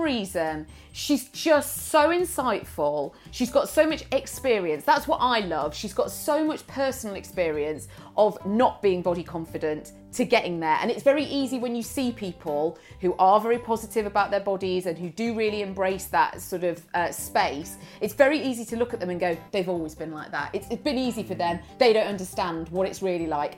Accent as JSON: {"language": "English", "country": "United Kingdom", "said": "we're very British"}